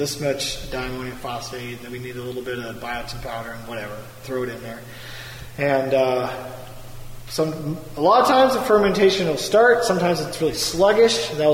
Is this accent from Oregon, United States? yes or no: yes; Oregon, United States; now in Homer, United States; I grew up in Oregon, like I said earlier, farming. Kind of. I was in the city, but all my aunts and uncles farmed, and I worked on the farm in the summer.